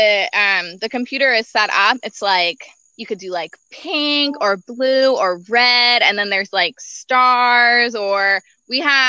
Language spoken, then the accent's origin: English; Lancaster, Pennsylvania, United States; we're from Lancaster.